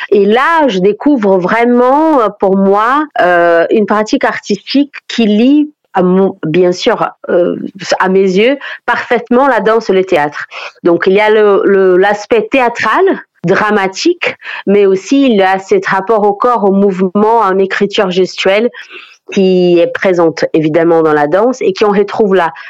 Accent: Brazil; French is a second language; moved away; je suis brésilienne.

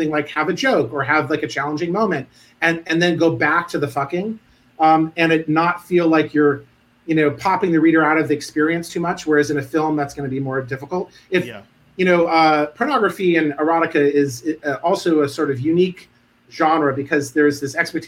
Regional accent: Providence, Rhode Island, United States; I grew up in Providence. I'm a townie.

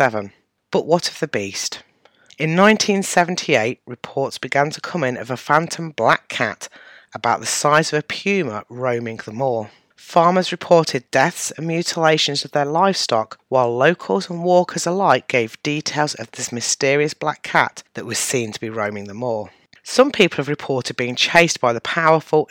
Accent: Midlands, United Kingdom; accent: Midlands; I have one of the many Midlands-based accents

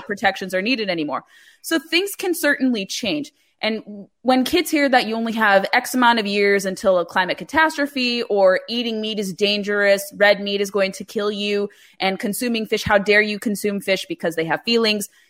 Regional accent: California, United States; growing up in California

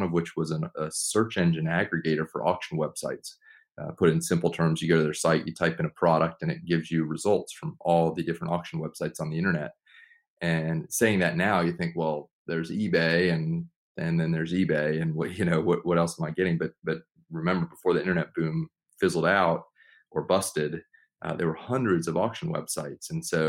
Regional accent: Charlotte, North Carolina, United States; moved away as an adult; also born or lived in Durham, North Carolina; now in Chapel Hill, United States; I grew up in Charlotte, so originally from Charlotte

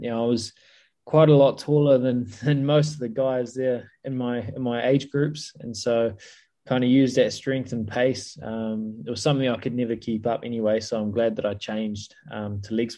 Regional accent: New Zealand; also born or lived in Punjab, India; I was born in Punjab, in India. We moved over to New Zealand when I was about 4 or 5 years old.

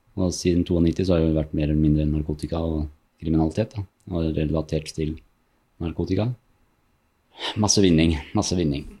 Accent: Norway; also born or lived in Morocco; jeg er født i Marokko, oppvokst i Norge

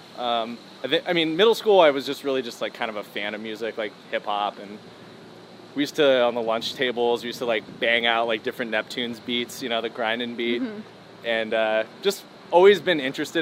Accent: Los Angeles, California, United States; also born or lived in Phoenix, Arizona; I've lived in LA my entire life

